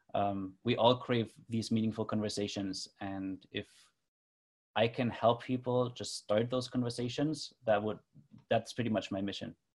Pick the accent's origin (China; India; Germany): Germany; moved away as an adult; now in Toronto, Canada; I grew up in Germany but have been living in Toronto, Canada for the last 10 years